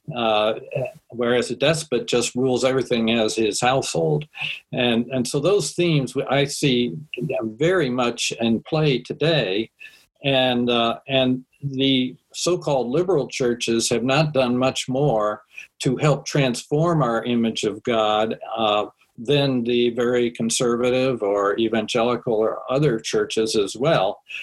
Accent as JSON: {"language": "English", "town": "Washington", "region": "District of Columbia", "country": "United States", "tie": "born or raised there", "said": "I grew up in Washington with all of the uh, panoply of uh, rituals and symbols and monuments"}